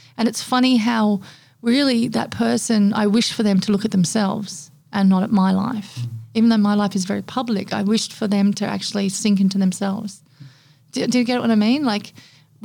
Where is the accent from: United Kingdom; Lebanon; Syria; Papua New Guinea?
Papua New Guinea; moved away as an adult; also born or lived in Australia / Indonesia; now in Gold Coast, Australia; growing up in Papua New Guinea for 21 years and then moving to Australia and then moving to Indonesia